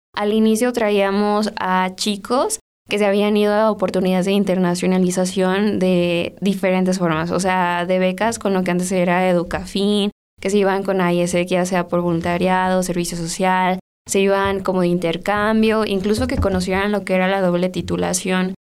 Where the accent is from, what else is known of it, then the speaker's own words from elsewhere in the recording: Salvatierra, Guanajuato, Mexico; Yo soy de Salvatierra